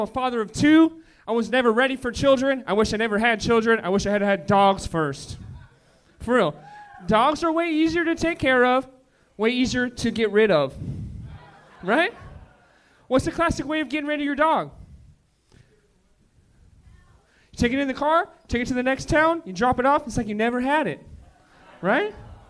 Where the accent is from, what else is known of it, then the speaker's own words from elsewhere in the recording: Oxnard, California, United States; I'm from Oxnard.